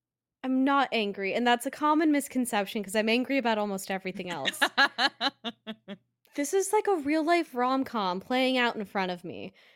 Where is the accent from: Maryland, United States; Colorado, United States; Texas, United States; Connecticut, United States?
Colorado, United States; Denver; I'm from Denver. I support Denver first.